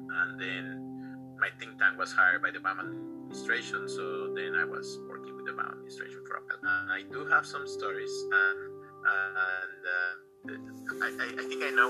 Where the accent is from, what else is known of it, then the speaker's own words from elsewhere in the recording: Mexico; moved away as an adult; also born or lived in England; I'm originally from Mexico. I went to school there